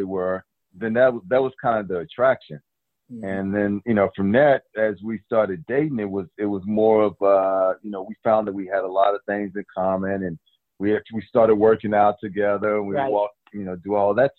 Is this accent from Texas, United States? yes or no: yes; Texas, United States; moved away; also born or lived in Oakland, California; growing up in Texas